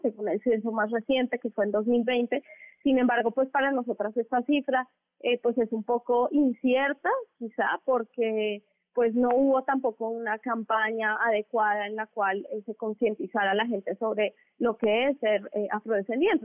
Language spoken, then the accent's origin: Spanish; Mexico; compartimos muchas personas afro en, el país